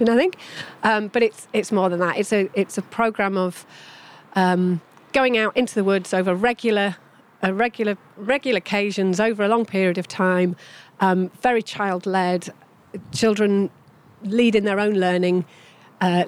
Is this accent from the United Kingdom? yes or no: yes; Yorkshire Dales, Yorkshire and the Humber, United Kingdom; I grew up in the Yorkshire Dales